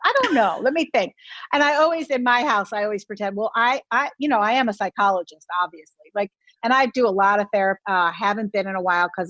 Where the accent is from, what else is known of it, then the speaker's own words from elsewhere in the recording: Philadelphia, Pennsylvania, United States; my hometown of Philadelphia